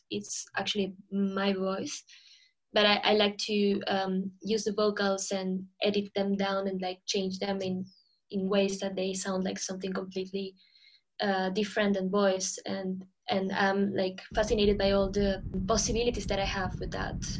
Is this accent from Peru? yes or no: yes; Lima, Peru; moved away as an adult; now in London, United Kingdom; I'm originally from Lima